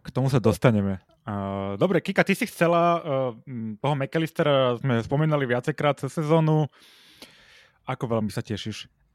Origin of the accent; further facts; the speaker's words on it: Slovakia; sme Slováci